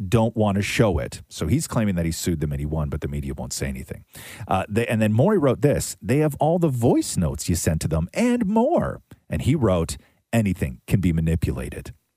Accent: Canada; as a Canadian

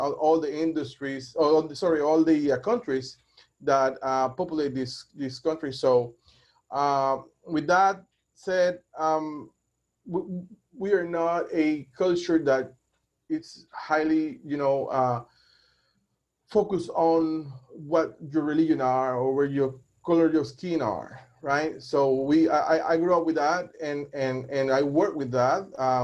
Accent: Panama; I'm from Panama, born and raised Panamanian, 100% Latino. I grew up in a very small town. In the center of the country

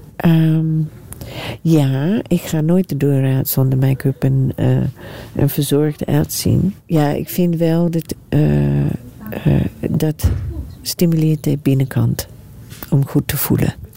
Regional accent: Australia; moved away; also born or lived in New Zealand; Nieuw-Zeeland. Maar ik ben opgegroeid in Australië

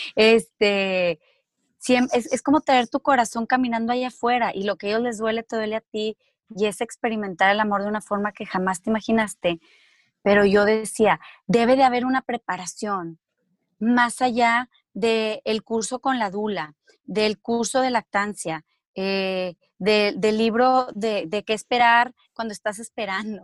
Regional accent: Mexico; moved away as an adult; also born or lived in Spain; los dos somos mexicanos

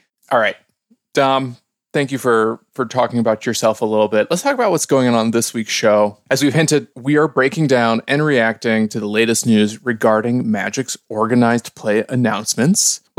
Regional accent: Skokie, Illinois, United States; the New York Times told me that I grew up in Skokie, Illinois

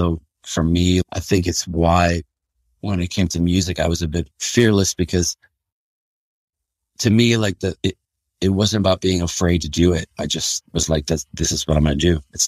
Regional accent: Pittsfield, Massachusetts, United States; Yeah, I was born in Pittsfield, Massachusetts, in Western Mass. It's funny because when I tell people I'm from Western Mass

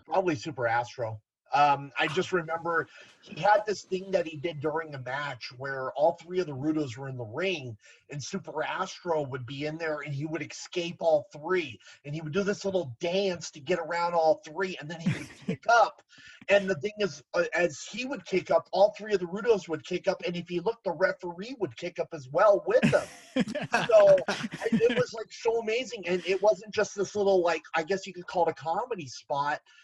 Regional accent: Garden Grove, California, United States; I was born and raised in Garden Grove, the next city over from Anaheim

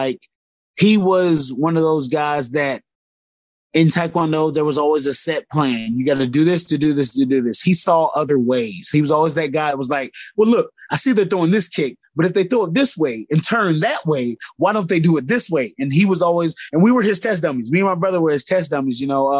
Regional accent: Georgia, United States; also born or lived in Spain / Colorado / Texas / Alabama; I'll claim Georgia is where I grew up. I was an Air Force brat, so born in Spain, actually. From Spain, about 4 or 5 years there. Went to Colorado, from Colorado to Texas to, I think, Alabama, and then to G

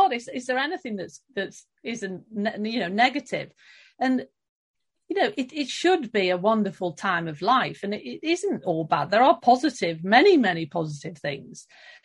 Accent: London, United Kingdom; moved away as an adult; also born or lived in Stockholm, Sweden; now in Sweden; I am British. I'm from London, now living outside Stockholm.

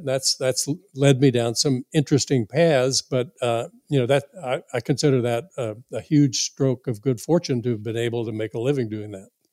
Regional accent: South Florida, United States; a young boy growing up in South Florida

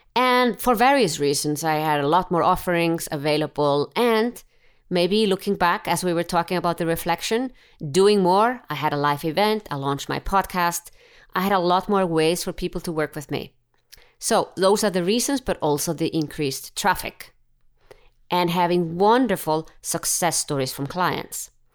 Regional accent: Iceland; I'm from Iceland.

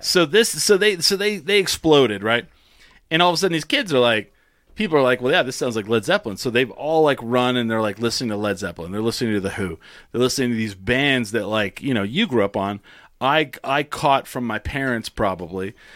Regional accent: Clovis, New Mexico, United States; I grew up in Clovis

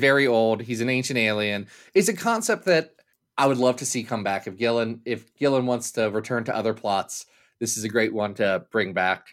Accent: United States; I'm American

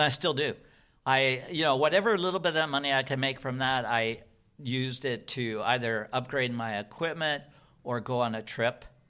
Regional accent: Seattle, Washington, United States; Well, I'm from Seattle

